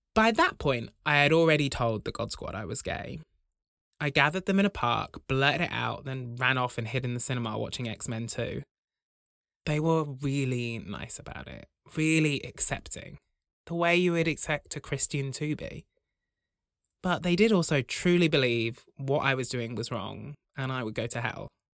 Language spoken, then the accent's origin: English; Braunton, South West England, United Kingdom; When I was growing up in Braunton, the largest village in Europe